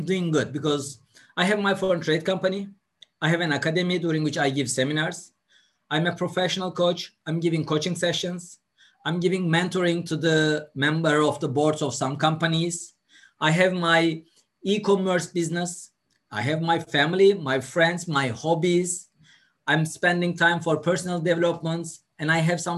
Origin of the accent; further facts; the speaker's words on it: Turkey; also born or lived in London, United Kingdom / Dubai, United Arab Emirates; I was born in a village where there is no water, no electricity, no roads